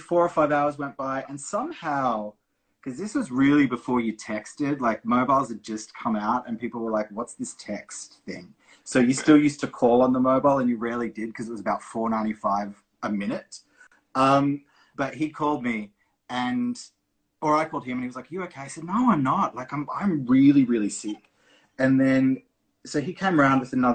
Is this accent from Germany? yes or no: no; Brisbane, Queensland, Australia; I'm from Brisbane. We're in Perth